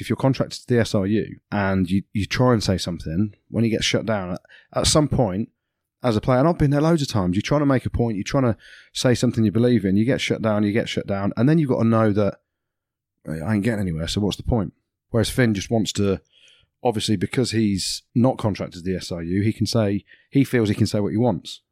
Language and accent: English; England, United Kingdom; I'm English